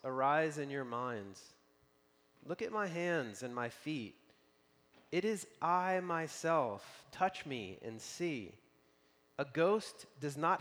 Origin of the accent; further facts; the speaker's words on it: Tennessee, United States; moved away as an adult; now in Spokane, United States; I've been in Spokane now for 15 years, but I'm from Tennessee